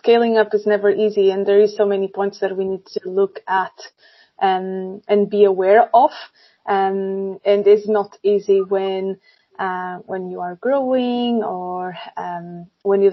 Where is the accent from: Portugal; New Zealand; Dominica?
Portugal; moved away as an adult; also born or lived in Sweden; now in Stockholm, Sweden; I'm originally from Portugal. I moved to Sweden around 9 years ago